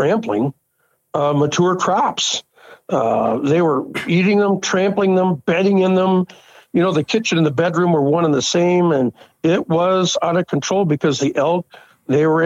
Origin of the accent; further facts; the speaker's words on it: Gretna, Nebraska, United States; I'm from Gretna, Nebraska.